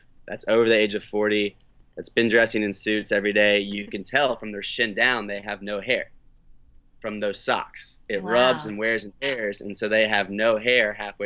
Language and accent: English; St. Augustine, Florida, United States; in my hometown, you know, half in St. Augustine